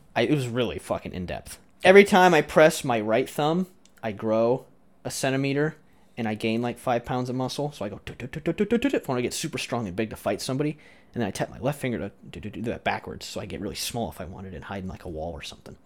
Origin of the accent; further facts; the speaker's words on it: Iowa, United States; I'm from Iowa